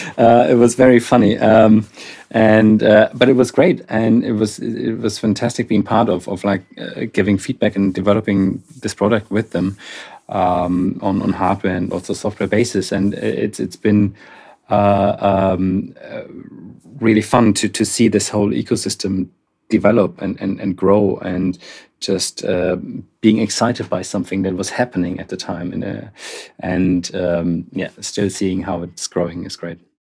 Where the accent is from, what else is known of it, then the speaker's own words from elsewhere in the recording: Darmstadt, Hesse, Germany; moved away; I'm, I'm originally from Darmstadt, uh, in Germany